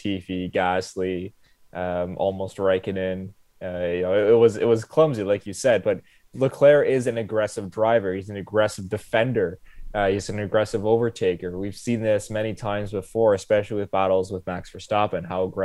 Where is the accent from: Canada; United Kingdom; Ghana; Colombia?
Canada; Ottawa, Ontario; as we're from Ottawa. We have our own NHL team, the Ottawa Senators